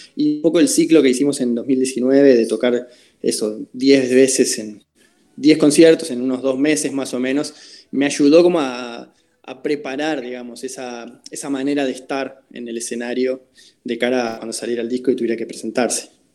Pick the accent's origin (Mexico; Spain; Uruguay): Uruguay; mi trabajo como compositor, como músico eh, en mi país